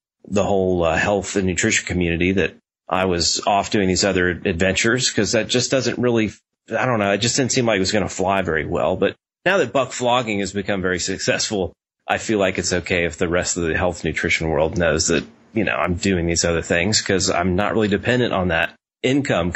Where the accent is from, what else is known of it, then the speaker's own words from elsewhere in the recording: Nashville, Tennessee, United States; I grew up in Nashville